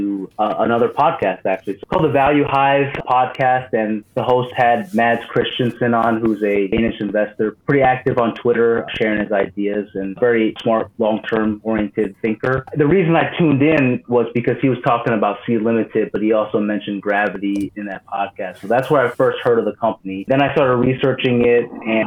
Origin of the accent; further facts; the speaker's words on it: United States; As an American